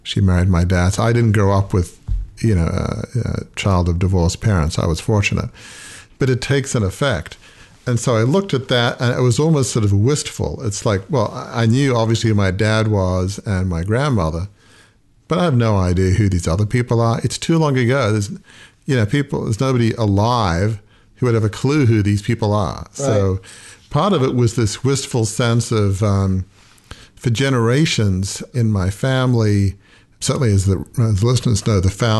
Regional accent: Sydney, New South Wales, Australia; moved away; The house where I grew up in Fairwater

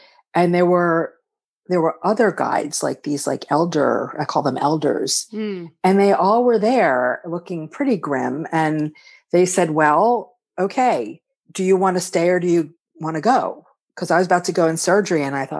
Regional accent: Philadelphia, Pennsylvania, United States; I'm from Philly.

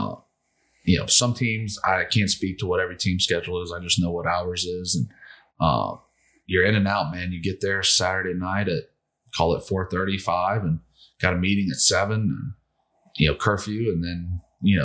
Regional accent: Atlanta, Georgia, United States; moved away; my hometown team

